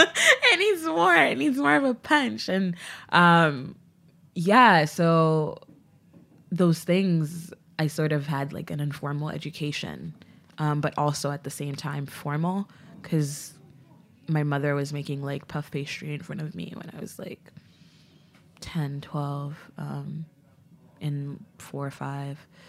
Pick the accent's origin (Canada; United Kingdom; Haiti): Haiti; Port-au-Prince, Ouest; moved away; I was born in Port-au-Prince, um, so, like, my dad wa, worked in America, but I was born in Haiti, so I had, like, I'm a U S, U S citizen with, like, a birth abroad. Um, but I grew up there